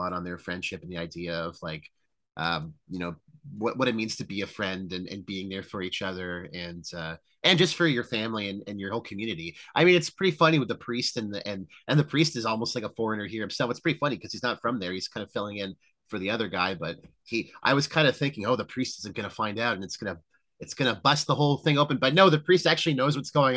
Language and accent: English; Canada; we're Canadian. We're, you know, I'm fully red-blooded Canadian.